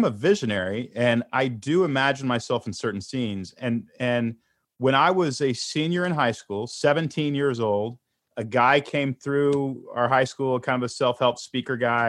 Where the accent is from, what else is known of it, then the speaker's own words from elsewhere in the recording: Houston, Texas, United States; moved away as an adult; also born or lived in Portland, Oregon; I grew up in Houston, Texas. I lived in Portland, Oregon.